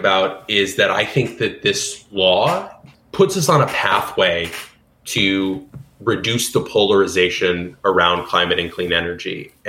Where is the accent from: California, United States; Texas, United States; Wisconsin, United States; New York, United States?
Texas, United States; like my home state of Texas, Oklahoma, and others.